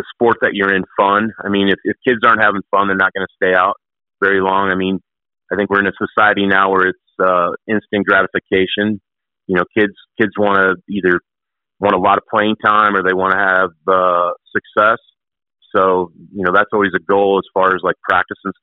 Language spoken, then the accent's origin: English; Carroll, Iowa, United States; I grew up in Carroll, Iowa